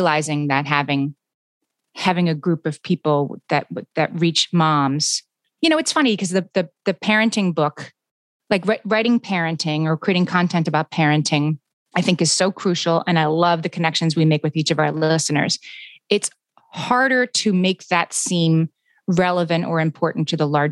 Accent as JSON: {"language": "English", "town": "Scranton", "region": "Pennsylvania", "country": "United States", "moved": "yes", "said": "I'm from a small town, you know, I'm from Scranton, Pennsylvania, which is sort of a typical small town."}